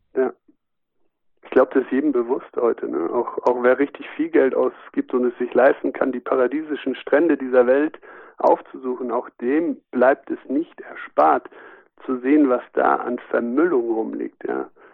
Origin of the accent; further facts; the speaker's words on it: Germany; wir als Deutsche